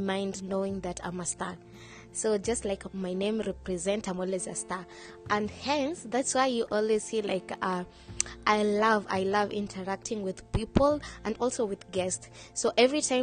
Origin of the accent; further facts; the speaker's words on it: Kenya; moved away as an adult; now in Dubai, United Arab Emirates; I'm from Africa, Kenya, proudly Kenyan. And I've been in Dubai for the last 4 years